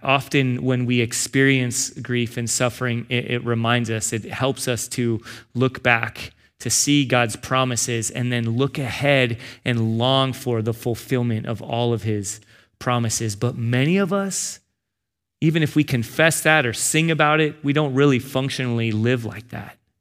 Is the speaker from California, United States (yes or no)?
yes; San Diego, California, United States; moved away; also born or lived in Arizona; I grew up in San Diego and then Arizona